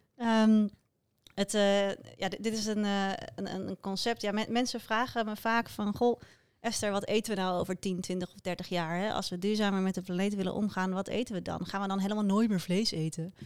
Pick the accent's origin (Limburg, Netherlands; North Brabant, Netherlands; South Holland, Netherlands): South Holland, Netherlands; Krimpenerwaard; in de omgeving waar ik vandaan kom, uh, Krimpende Waard